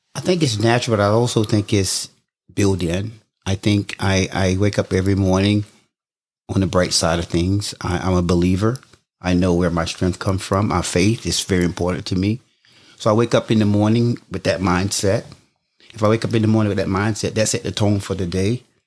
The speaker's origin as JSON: {"language": "English", "town": "Jesup", "region": "Georgia", "country": "United States", "tie": "born or raised there", "said": "I grew up in Southeast Georgia, a town called Jessup, Georgia"}